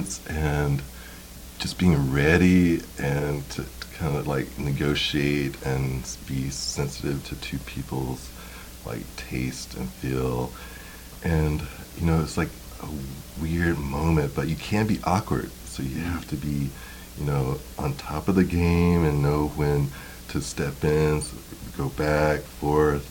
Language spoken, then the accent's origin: English; Simpsonville, South Carolina, United States; moved away as an adult; also born or lived in Atlanta / Maryland / New York; in a small town called Simpsonville, South Carolina